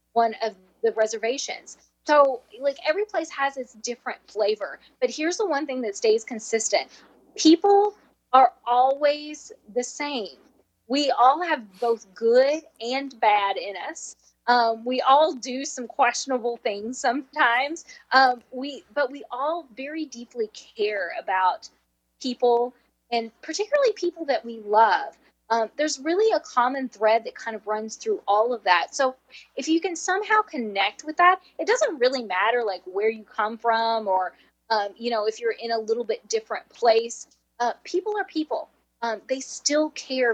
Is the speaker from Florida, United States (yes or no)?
no; southwestern Kentucky, United States; accent: Nashville; moved away as an adult; now in Mesa, United States; I grew up in southwestern Kentucky, so it's the Nashville accent. I've been here 20 years, but this accent isn't going anywhere